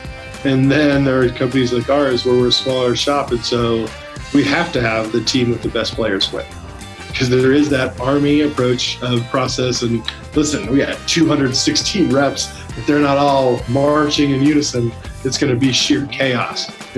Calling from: Salt Lake City, Utah, United States; Salt Lake City, Utah.

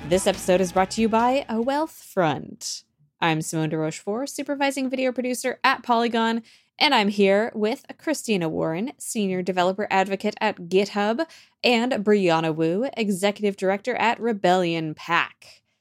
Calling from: Copenhagen, Capital Region, Denmark; I'm calling in from Copenhagen, Denmark.

